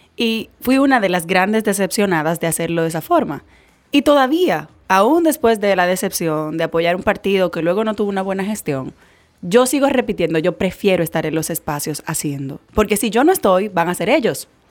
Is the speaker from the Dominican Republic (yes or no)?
yes; Dominican Republic; como dominicana